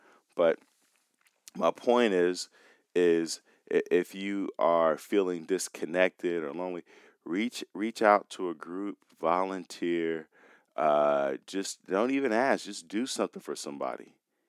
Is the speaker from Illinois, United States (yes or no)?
yes; Chicago, Illinois, United States; I was that kid growing up in Chicago on the north side